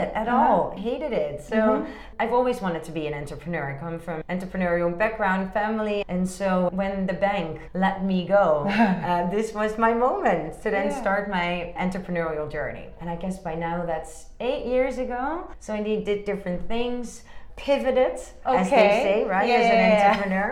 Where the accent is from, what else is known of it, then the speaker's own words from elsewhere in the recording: Amsterdam, North Holland, Netherlands; moved away as an adult; also born or lived in Hong Kong / Rotterdam; now in China; I'm originally from Amsterdam, the Netherlands